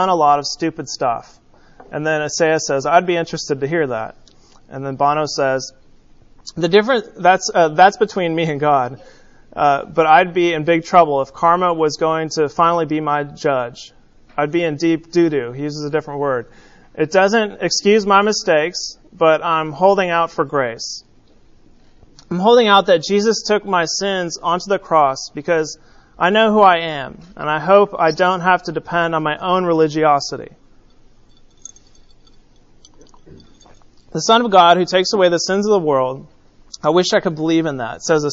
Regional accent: California, United States; When I was growing up in California

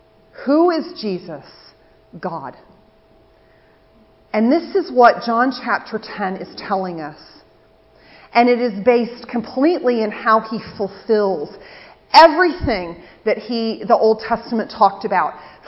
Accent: England, United Kingdom; now in United States; So this is how the peace went in my church that I grew up in England.

